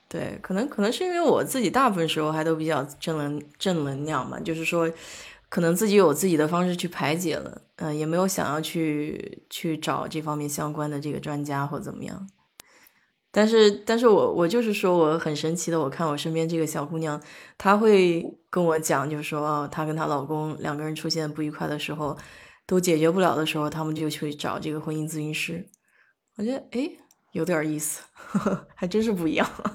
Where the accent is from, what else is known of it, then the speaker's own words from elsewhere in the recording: China; moved away; 我在国内长大，我没有这个意识